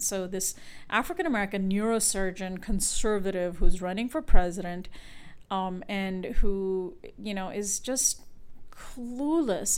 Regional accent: India; moved away; I'm from India.

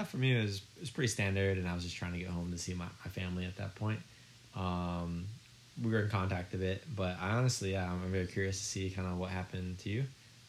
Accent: Michigan, United States; moved away as an adult; now in Japan; My home state is called Michigan.

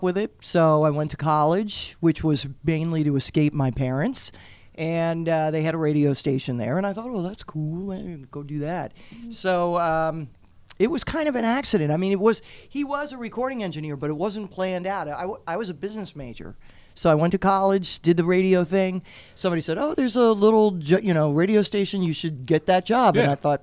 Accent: Long Island, New York, United States; moved away; also born or lived in San Francisco / Oklahoma City; we grew up on Long Island. My dad worked in Manhattan

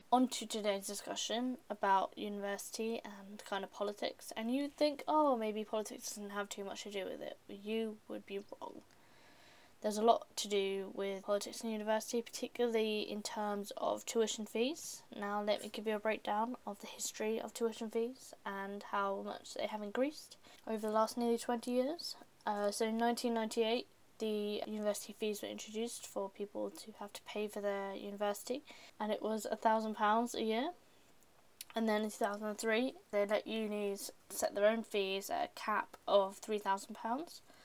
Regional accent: United Kingdom; we as British people

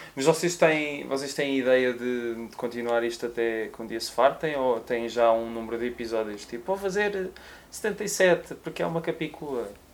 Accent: Porto, Norte, Portugal; now in Lisbon, Portugal; Eu sou do Porto, mas vivo cá há muitos anos

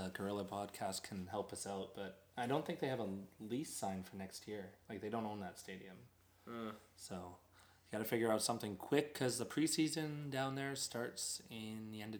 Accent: Canada; It's because we're Canadian.

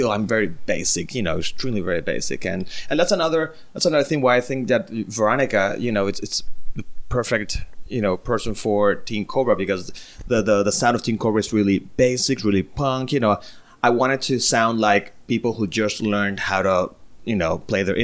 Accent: Venezuela; moved away as an adult; now in United States; we're both Venezuelans. We come from Venezuela, and... I moved here like 9 years ago

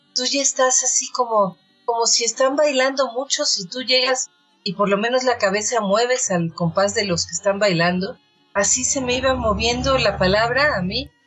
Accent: Mexico City, Mexico; Yo soy una poeta chilanga

